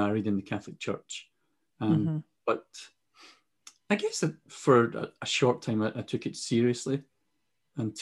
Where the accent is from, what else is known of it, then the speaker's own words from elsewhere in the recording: Glasgow, Scotland, United Kingdom; Working class boy, growing up in Glasgow in Scotland.